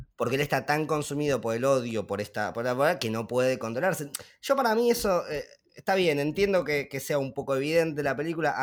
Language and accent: Spanish; Argentina; nosotros siendo argentinos o de habla hispana